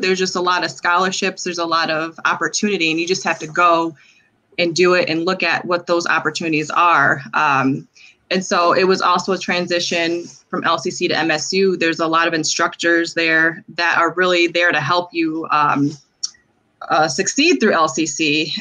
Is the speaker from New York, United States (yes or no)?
no; Lansing, Michigan, United States; Born and raised in Lansing, like I said, again, went to Grand Ledge High School as well